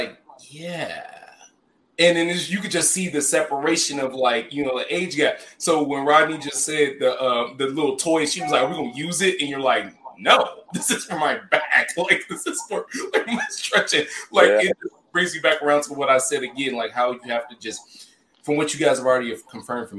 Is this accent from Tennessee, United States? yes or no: yes; Memphis, Tennessee, United States; I'm from Memphis